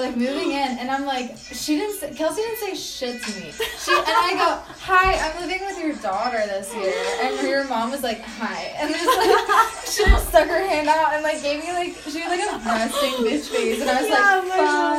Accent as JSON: {"language": "English", "region": "East Coast", "country": "United States", "moved": "as an adult", "said": "I'm from the East Coast"}